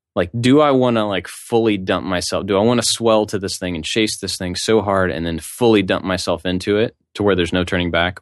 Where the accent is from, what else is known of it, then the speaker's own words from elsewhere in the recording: Kentucky, United States; now in Savannah, United States; where I'm from